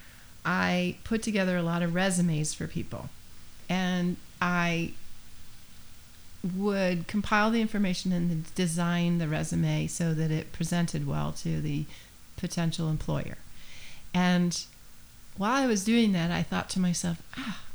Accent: near Saratoga, upstate New York, United States; moved away as an adult; also born or lived in Boston; now in Nantucket, United States; I'm from upstate New York near the Saratoga area

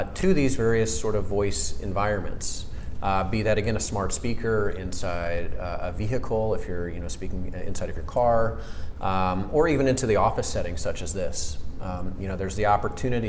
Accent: Atlanta, Georgia, United States; moved away as an adult; also born or lived in Maryland / Washington, D.C. area / West Coast; now in Atlanta, United States; I am an Atlanta native. So I grew up in Atlanta

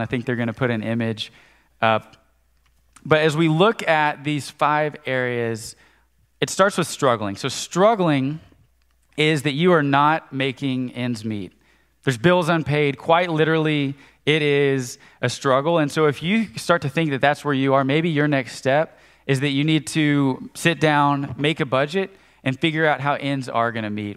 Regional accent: Conway, United States; I grew up in Conway

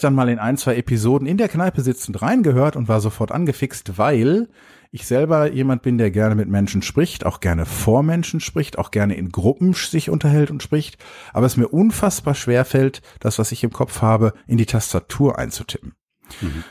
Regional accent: Dortmund, North Rhine-Westphalia, Germany; Ich komme ja aus Dortmund

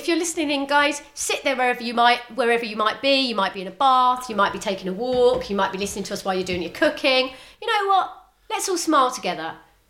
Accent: Northern Ireland, United Kingdom; look, I'm from Northern Ireland, you know, I'm used to, like, I've never, ever been in this situation.

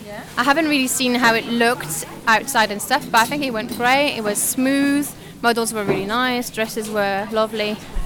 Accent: France; now in London, United Kingdom; I'm French

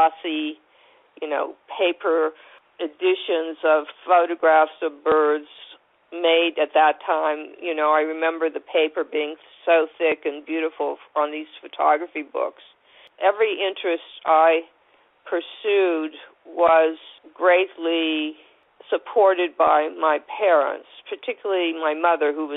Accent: Warren, Ohio, United States; also born or lived in New York; now in California, United States; I was born in Warren, Ohio, which is not far from Cleveland

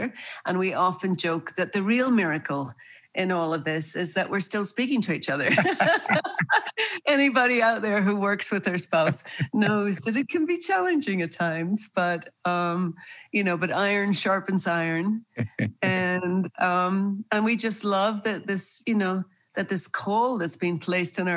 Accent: Northern Ireland, United Kingdom; moved away; also born or lived in New York; I was born and raised in Northern Ireland

